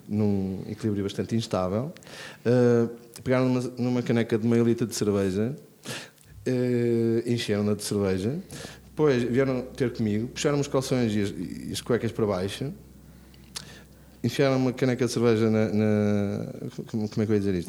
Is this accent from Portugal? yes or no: yes; Braga, Norte, Portugal; sou de Braga